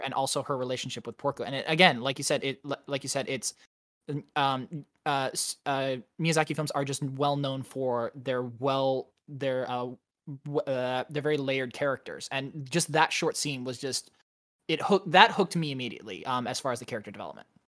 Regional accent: United States; as an American

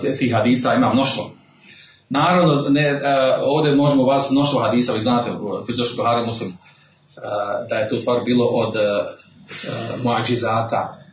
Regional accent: Bosnia & Herzegovina; kod nas u Bosni ovdje, kod Tuzga

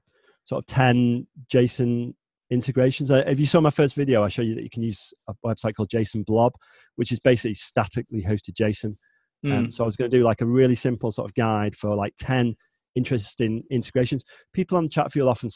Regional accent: the north of England, United Kingdom; I am not from London. I don't sound like a Cockney. I'm from the north, so north of England.

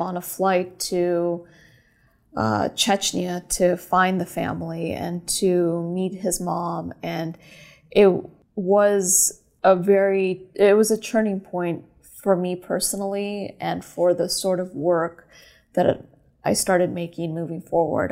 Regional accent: California, United States; also born or lived in Moscow, Russia / New York; I was born in Moscow, uh, Russia. I'm Armenian, and came to America when I was a little girl and grew up in California

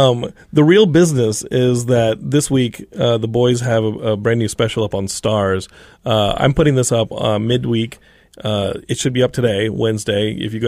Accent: Austin, Texas, United States; moved away; I grew up in Austin, so I grew up amongst a lot of Spurs and Houston.

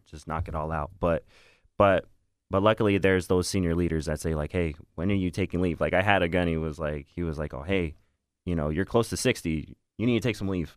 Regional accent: Northern California, United States; moved away as an adult; I am from Northern California

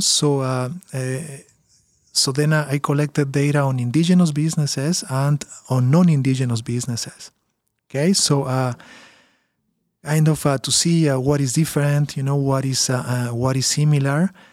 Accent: Peru; now in Canada; I'm from Peru originally

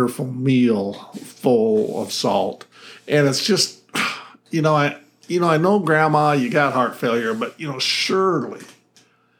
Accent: Idaho, United States; now in Arizona, United States; Where I grew up in Idaho, we still had 2 feet of snow a lot of times

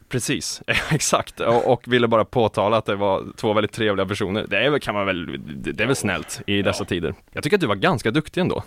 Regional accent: Västergötland, Västra Götaland, Sweden; jag är själv från Västergötland

